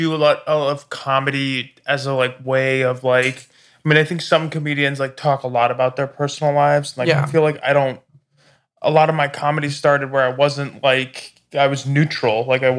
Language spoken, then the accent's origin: English; Laguna Hills, California, United States; Laguna Hills.